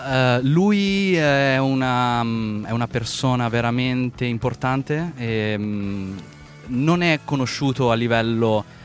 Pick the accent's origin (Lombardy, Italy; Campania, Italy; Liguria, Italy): Lombardy, Italy; Milan; moved away as an adult; now in Los Angeles, United States; io sono nato e cresciuto a Milano, quindi mm-hmm. sono milanese doc